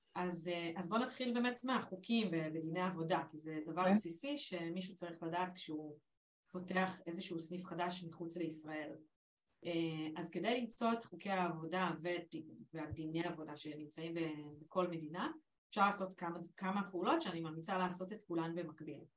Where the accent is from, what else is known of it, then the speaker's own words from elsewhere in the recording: Israel; also born or lived in England; אנחנו בישראל